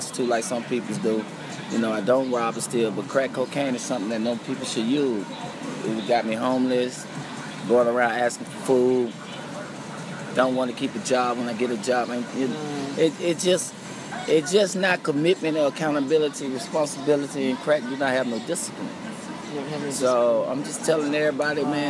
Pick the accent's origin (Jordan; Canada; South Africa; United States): United States; Selma, Alabama; moved away as an adult; now in Atlanta, United States; I'm from Selma, Alabama